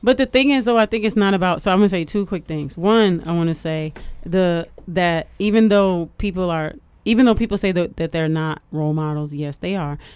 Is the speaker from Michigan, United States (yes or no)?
yes; Detroit, Michigan, United States